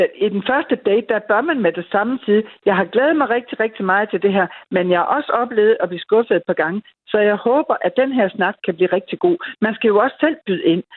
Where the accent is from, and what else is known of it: Denmark